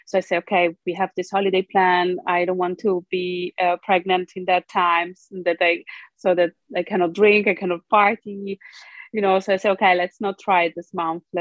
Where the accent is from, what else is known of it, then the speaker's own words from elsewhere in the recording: Brazil; born there; English is a second language; So, I am um, Italo Brazilian. Um, I was born in Brazil, but um, I was adopted by an Italian family. Uh, so, I always say that I'm genetically Brazilian, but culturally Italian